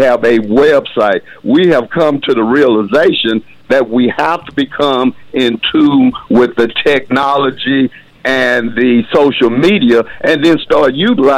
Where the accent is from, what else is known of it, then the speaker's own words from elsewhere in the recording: Hope, Arkansas, United States; also born or lived in Jonesboro, Arkansas; Was born and raised in Hope, Arkansas.